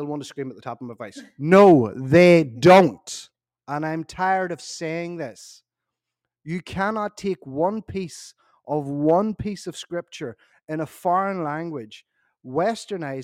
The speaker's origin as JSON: {"language": "English", "country": "Ireland", "said": "I'm also Irish"}